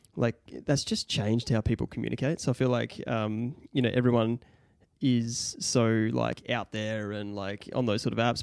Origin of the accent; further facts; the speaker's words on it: Mount Gambier, South Australia, Australia; moved away as an adult; now in Adelaide, Australia; we grew up in Mount Gambier